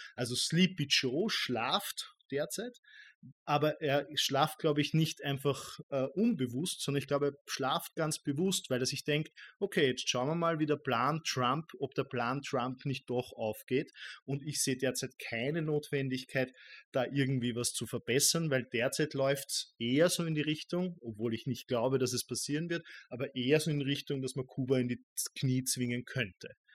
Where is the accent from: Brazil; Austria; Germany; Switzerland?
Austria; ich als Österreicher